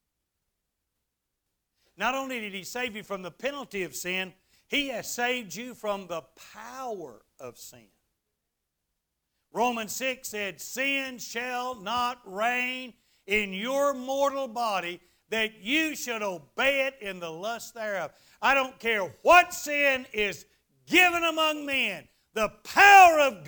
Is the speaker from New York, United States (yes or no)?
no; Garland, Texas, United States; Mac McCarter's car lot there in Garland, Texas, my hometown